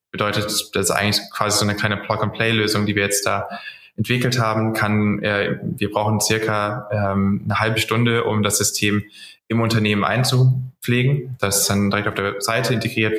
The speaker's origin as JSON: {"language": "German", "town": "Cologne", "region": "North Rhine-Westphalia", "country": "Germany", "said": "komme auch aus Köln"}